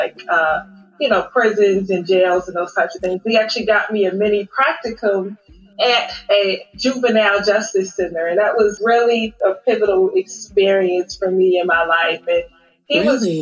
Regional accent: Cincinnati, Ohio, United States; moved away as an adult; also born or lived in Dayton, Ohio / Chicago; now in Dallas-Fort Worth, United States; a proud Midwesterner, because I am originally from Cincinnati, Ohio

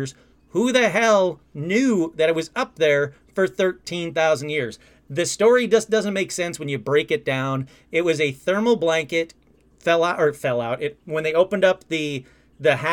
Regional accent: Sterling Heights, Michigan, United States; moved away as an adult; now in California, United States; I grew up in Sterling Heights, Michigan

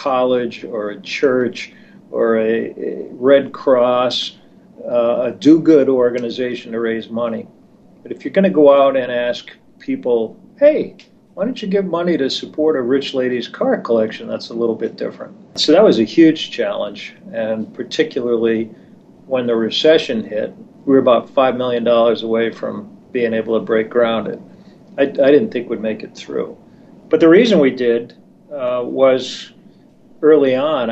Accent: East Coast, United States; now in Tacoma, United States; I grew up on the East Coast in the 50s and 60s

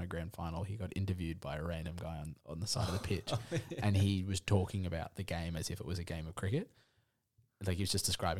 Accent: Ireland; now in Sydney, Australia; I'm not English, I'm Irish.

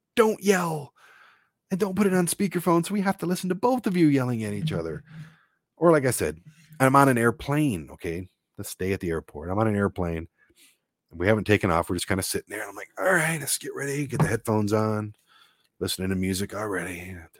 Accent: Detroit, Michigan, United States; growing up in Detroit

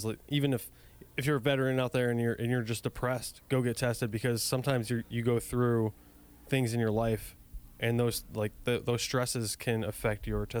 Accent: Buffalo, New York, United States; moved away; from Buffalo, New York originally.

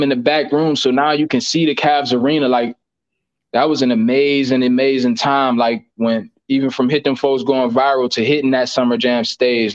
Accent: Bedford, United States; growing up in Bedford

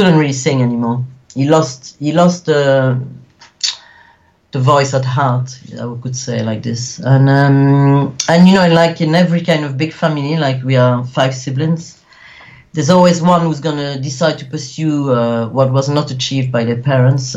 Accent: Wallonia, Belgium; also born or lived in Sicily (ancestry); I was born in the French-speaking part of Belgium, which is called Wallonia

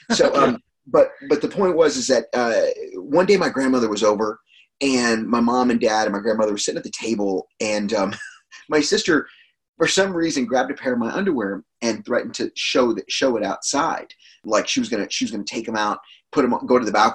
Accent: Texas, United States; growing up in Texas, cursing is like a part of everyday conversation

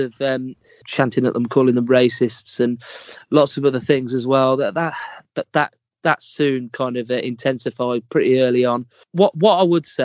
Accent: England, United Kingdom; we're English

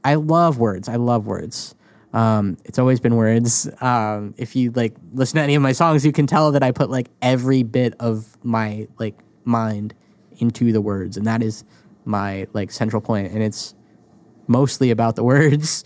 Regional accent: New England, United States; I grew up in New England

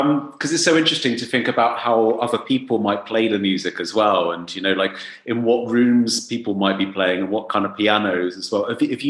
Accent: England, United Kingdom; I'm English

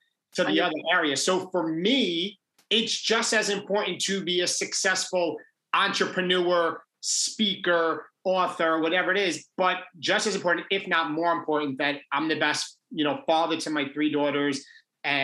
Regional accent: Long Island, New York, United States; I grew up in Long Island in New York, went to private high school, St. Anthony's High School

